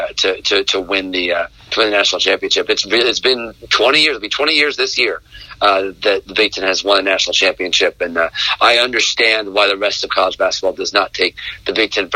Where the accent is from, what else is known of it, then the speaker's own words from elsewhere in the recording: Central Illinois, United States; I grew up in Central Illinois